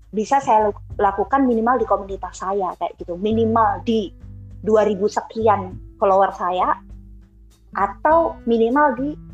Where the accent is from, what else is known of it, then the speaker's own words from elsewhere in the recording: Surakarta, Central Java, Indonesia; di kampungku aja yang udah di pasar Kliwon notabene uh, Solo